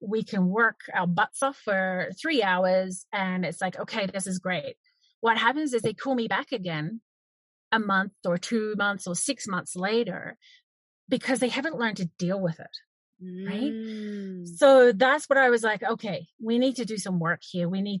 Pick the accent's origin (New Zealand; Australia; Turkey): New Zealand; moved away as an adult; now in Canada; I owned a cafe in New Zealand because I'm originally from New Zealand. I'm now in Canada.